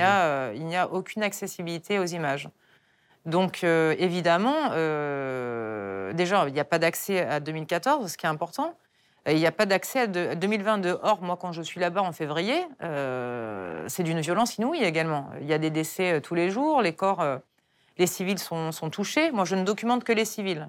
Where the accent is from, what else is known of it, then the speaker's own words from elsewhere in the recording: France; moi, en tant que Française